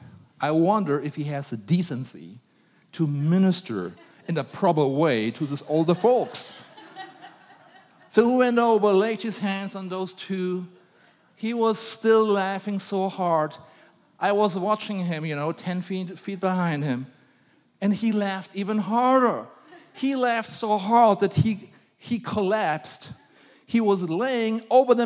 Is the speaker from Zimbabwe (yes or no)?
no; Germany; I was a grumpy German.